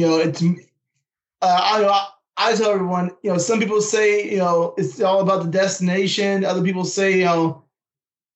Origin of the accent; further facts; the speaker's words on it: Northern California, United States; moved away; I'm originally from Northern California. That's where I grew up hunting the rice fields.